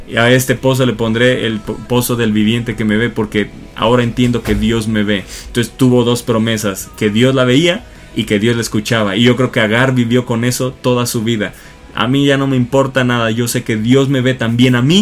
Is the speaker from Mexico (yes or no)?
yes; Acapulco, Guerrero, Mexico; yo soy de Acapulco.